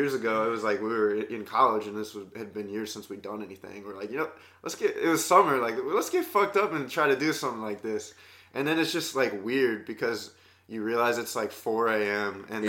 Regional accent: Ohio, United States; I grew up in Ohio, actually.

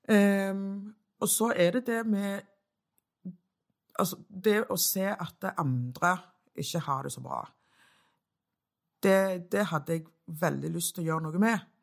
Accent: Stavanger, Rogaland, Norway; Storhaug, som jeg er så stolt av. Født og oppvokst på Storhaug.

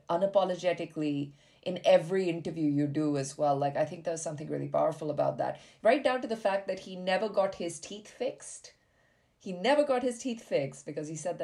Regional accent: India; moved away; growing up in India, like as a young bisexual

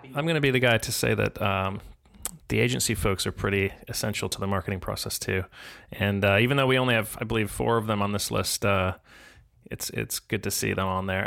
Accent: Chicago, Illinois, United States; I grew up in Chicago

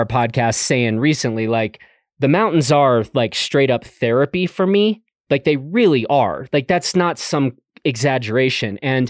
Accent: Chicago, Illinois, United States; I didn't grow up in the mountains. I grew up in Chicago.

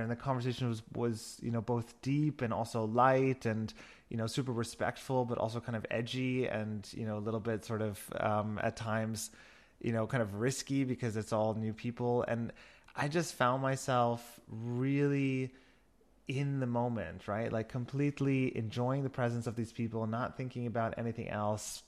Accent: New York, United States; moved away as an adult; also born or lived in Berlin / Barcelona; now in Germany; I'm originally from New York and have been living in Germany for the last 14 years

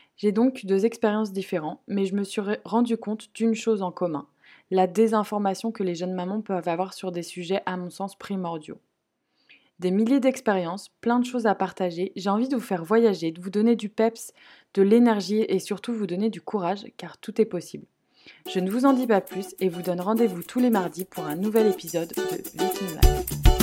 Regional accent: France; moved away as an adult; now in Sweden; je suis originaire d'une petite bourgade proche d'une ville renommée pour son sel. Entre la Bretagne et la Loire-Atlantique, d'ailleurs c'est un vaste débat, mais aujourd'hui je peux enfin dire que je suis bretonne

